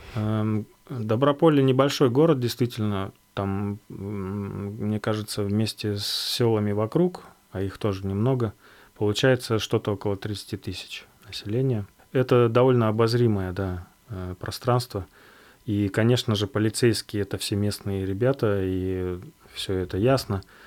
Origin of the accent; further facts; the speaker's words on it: Yakutia, Sakha Republic, Russia; moved away; also born or lived in Altai; Я же родом из Якутии, из тоже маленького городка